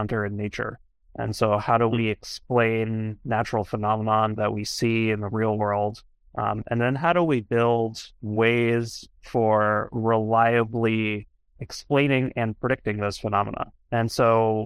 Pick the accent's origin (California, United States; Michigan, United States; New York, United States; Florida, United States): Florida, United States; Miami; So I am born and raised Floridian. I grew up in Miami, Florida